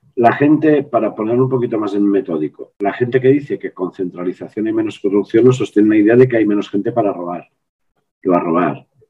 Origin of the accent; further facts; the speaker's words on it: Les Cases d'Alcanar, Catalonia, Spain; moved away; mi pueblo de origen son 700 personas